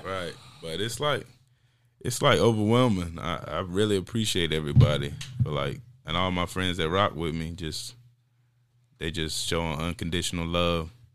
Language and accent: English; North Carolina, United States; also born or lived in Raleigh, North Carolina; I'm from Zeppelin, North Carolina